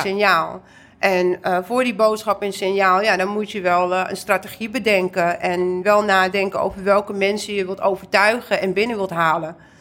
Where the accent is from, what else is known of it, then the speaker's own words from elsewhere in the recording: Amsterdam, North Holland, Netherlands; ik ben geboren en getogen in Amsterdam, maar ik ben half Indonesisch, half Turks.